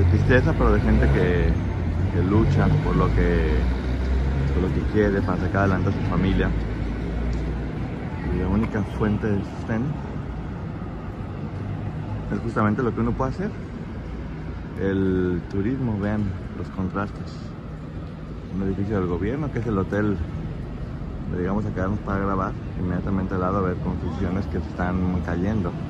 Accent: Mexico

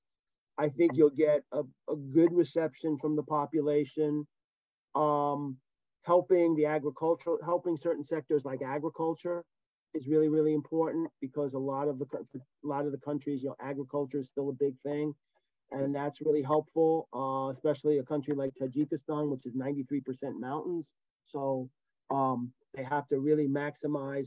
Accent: United States; I was from the United States

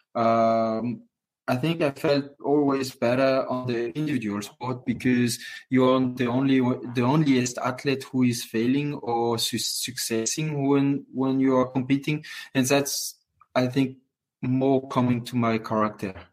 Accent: Courchevel, Auvergne-Rhône-Alpes, France; English is a second language; also born or lived in Moûtiers; So I grew up in Courchevel in a family hotel my whole life

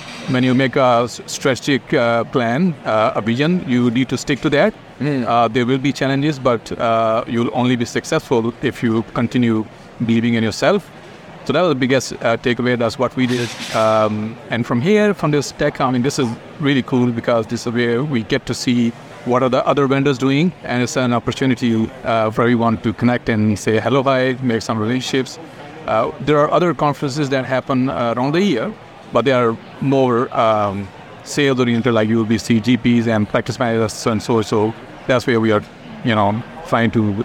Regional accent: Pakistan; moved away as an adult; also born or lived in Ireland; now in New Zealand; I'm originally from Pakistan, where I did my MSc Computer Science back in 2004

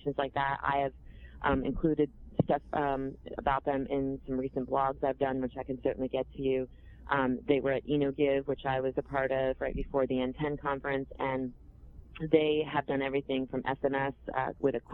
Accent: Vermont, United States; I'm from Vermont. We don't talk like that.

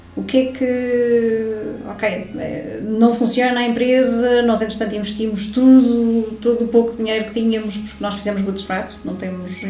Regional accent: Lisbon, Portugal; moved away as an adult; now in Algarve, Portugal; Eu sou de Lisboa

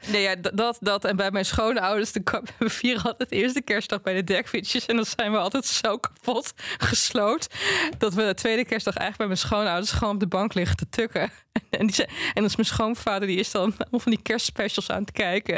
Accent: Twente, Overijssel, Netherlands; ik kom uit Twente

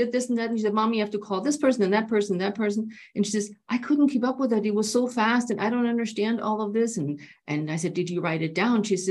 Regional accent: Germany; now in United States; I'm from Germany

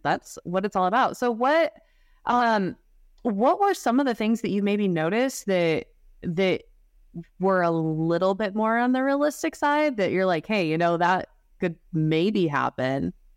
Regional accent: Utah, United States; growing up in Utah

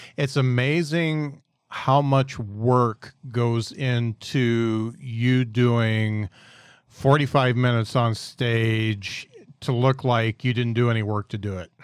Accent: Midwest, United States; us yokel Midwesterners

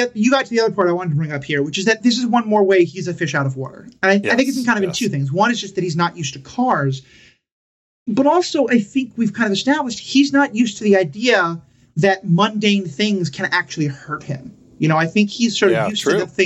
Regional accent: New York City, New York, United States; I grew up in New York City

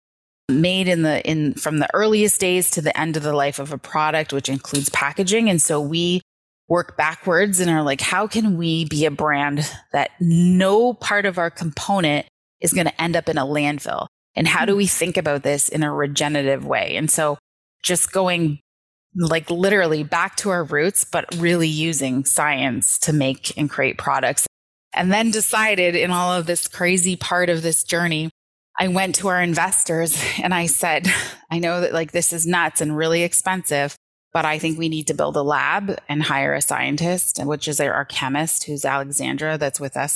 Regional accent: Toronto, Ontario, Canada; now in St. Catharines, Canada; I grew up in Native public housing in Scarborough.

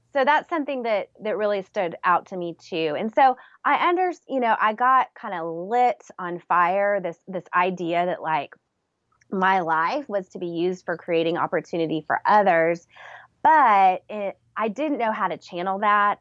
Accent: San Antonio, Texas, United States; I was born in San Antonio, Texas

